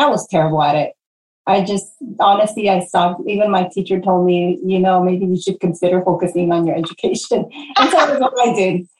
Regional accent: Los Angeles, California, United States; moved away as an adult; also born or lived in Portland, Oregon; growing up in Pacoima

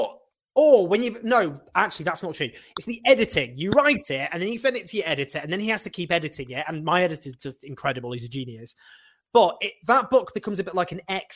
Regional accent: Sheffield, Yorkshire and the Humber, United Kingdom; also born or lived in Falkirk, Scotland; where I grew up in Sheffield

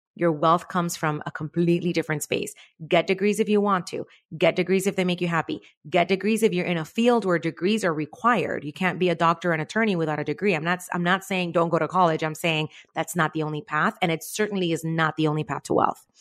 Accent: Cuba; moved away; I was born in Cuba

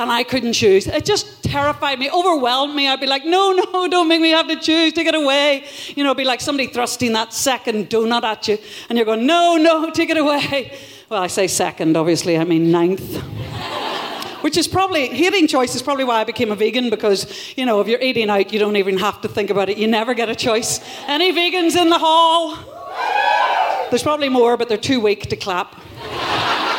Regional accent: Northern Ireland, United Kingdom; That's what we love in Northern Ireland. Not being responsible, but complaining lots of times

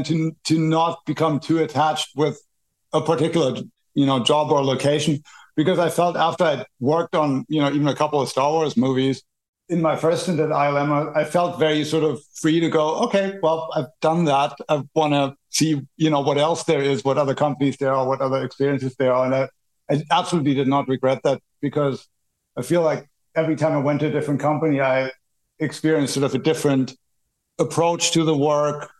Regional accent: Berlin, Germany; I grew up in Berlin, Germany

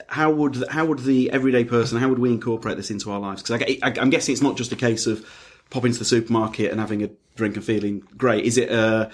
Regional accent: Leeds, Yorkshire and the Humber, United Kingdom; accent: Leeds; with my Leeds accent

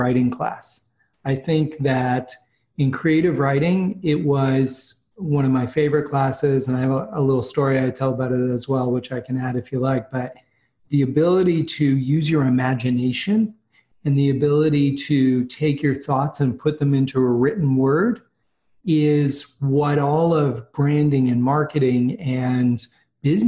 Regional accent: Boston, Massachusetts, United States; I grew up in Boston

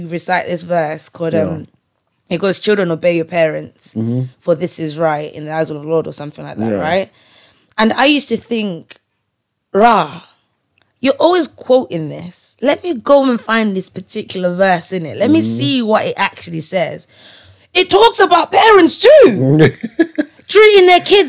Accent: Malawi; English is a second language; now in England; from Malawi, and I don't know much English

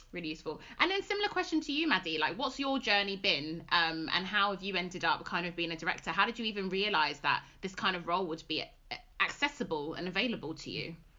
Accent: London, United Kingdom; moved away; also born or lived in West Midlands; we're originally from London

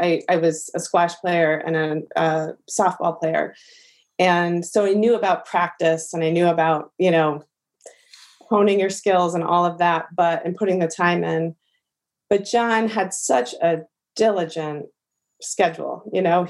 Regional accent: New York City, New York, United States; born or raised there; also born or lived in Miami / Los Angeles

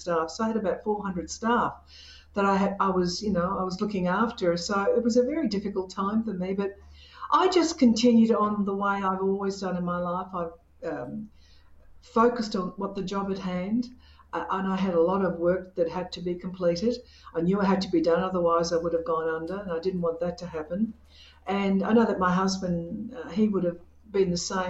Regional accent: Australia; I'm not Italian. I was born in Australia to Australian parents

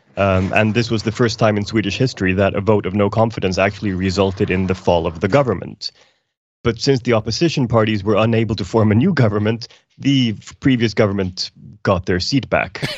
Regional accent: Iceland; now in Sweden; I'm from Iceland originally

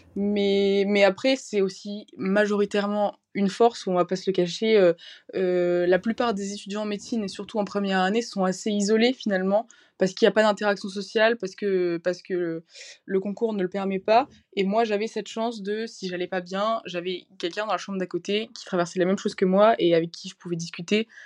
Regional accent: near Valenciennes, Hauts-de-France, France; moved away as an adult; now in Lyon, France; je viens du nord de la France près de, près de Valenciennes

